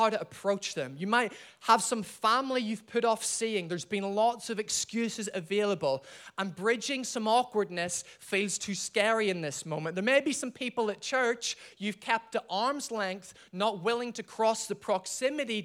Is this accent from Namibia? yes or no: no; Ireland; I'm from Ireland